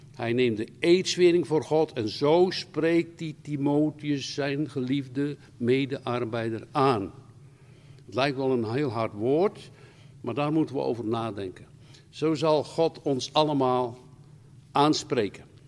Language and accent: Dutch; Rotterdam, South Holland, Netherlands; Ik kom uit Rotterdam.